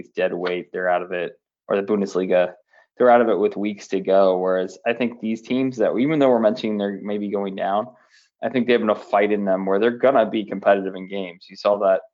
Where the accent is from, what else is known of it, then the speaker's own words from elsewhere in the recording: United States; as an American